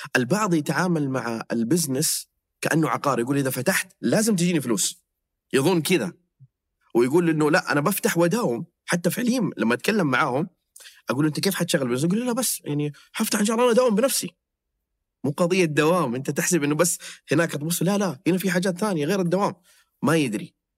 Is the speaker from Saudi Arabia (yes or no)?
yes; Jeddah, Makkah Province, Saudi Arabia; عندنا في جده